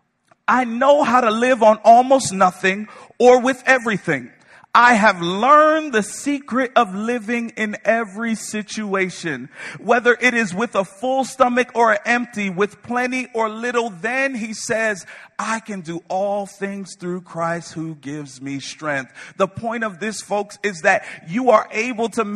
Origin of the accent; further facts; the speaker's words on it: Connecticut, United States; moved away; I'm from Connecticut.